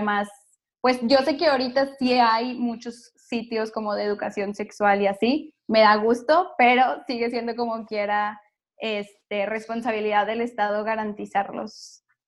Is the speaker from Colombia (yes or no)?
no; Monterrey, Nuevo León, Mexico; yo soy de Monterrey